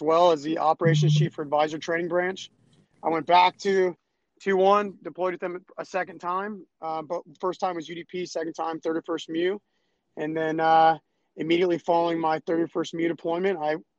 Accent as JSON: {"language": "English", "town": "San Diego", "region": "California", "country": "United States", "tie": "born or raised there", "moved": "as an adult", "said": "I grew up in San Diego, which is kind of ironic because I'm stationed here now"}